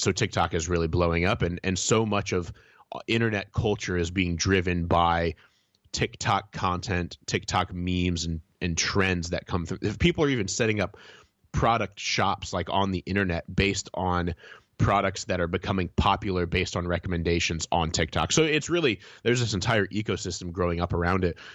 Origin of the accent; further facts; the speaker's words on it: Indiana, United States; moved away; I visited my hometown recently. My wife and I were, uh, going all around Indiana